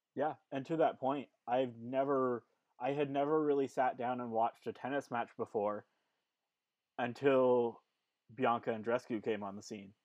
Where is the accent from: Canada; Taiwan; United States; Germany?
Canada; we're Canadian, we love our country